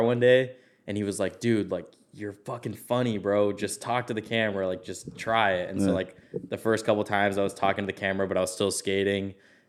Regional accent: Orange, California, United States; I'm from Orange. Oh, shit. Born and raised.

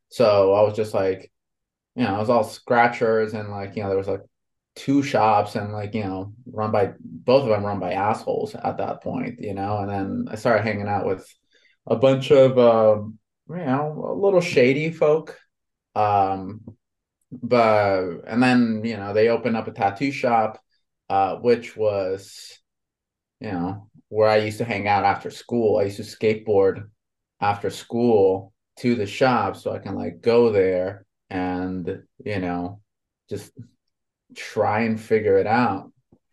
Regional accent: Honduras; I was born and raised in Honduras in Central America, right?

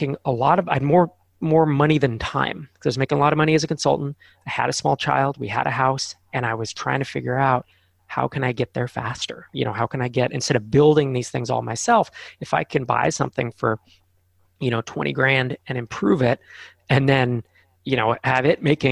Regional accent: Bay Area, Silicon Valley, California, United States; I grew up in the Bay Area in the Silicon Valley.

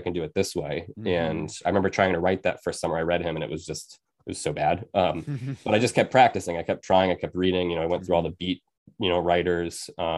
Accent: Penobscot Nation, Maine, United States; also born or lived in Bridgeport, United States; I was born in Bridgeport, Connecticut, and my mom took me to the Penobscot Nation in Maine when I was six. And that's where I grew up for the rest of my life and throughout the year.

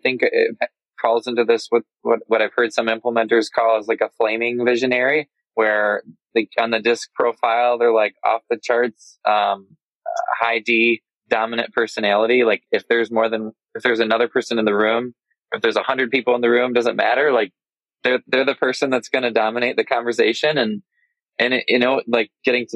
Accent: Michigan, United States; I'm from Michigan, and Michigan winters can be cold

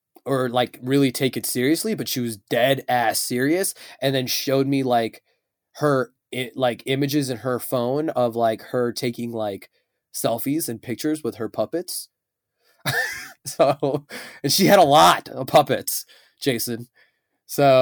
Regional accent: Chicago, Illinois, United States; I am a showman and entertainment business owner, and I am from Chicago.

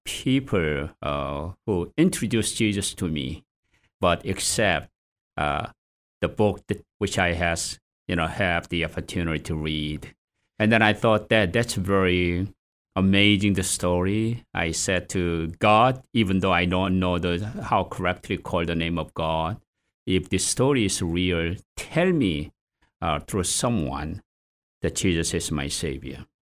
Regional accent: South Korea; moved away as an adult; also born or lived in England; now in Boston, United States; I was born in South Korea

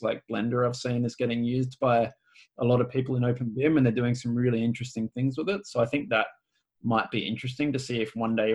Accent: Australia; I'm Australian too, so we use a lot of slang and we shorthand everything as well

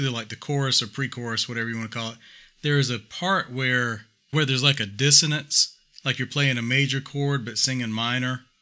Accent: Saskatchewan, Canada; northern Great Plains of Saskatchewan, my hometown.

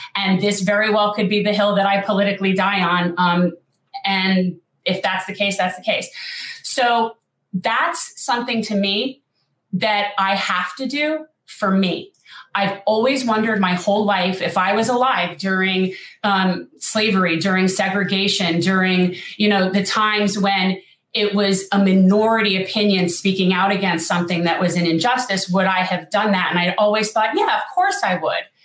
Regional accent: North Miami Beach, Florida, United States; I was born in North Miami Beach, second generation Jewish South Floridian.

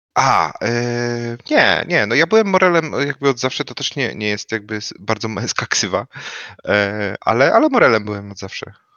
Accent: Wrocław, Lower Silesian Voivodeship, Poland; ja jestem z Wrocławia, oryginalnie

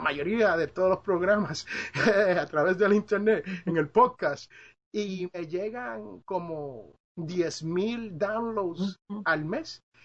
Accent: Puerto Rico; moved away; also born or lived in Jersey City, New Jersey; yo soy de Jersey City, New Jersey. Yo soy originalmente nacido ahí, pero criado en la isla del encanto, Puerto Rico

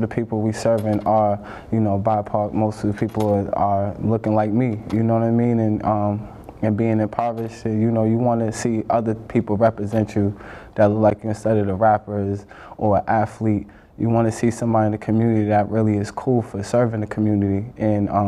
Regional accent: Boston, Massachusetts, United States; growing up in Boston

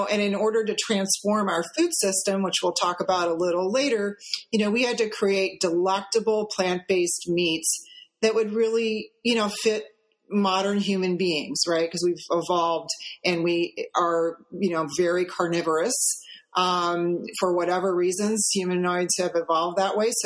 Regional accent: St. Louis, Missouri, United States; We grew up in St. Louis, Missouri

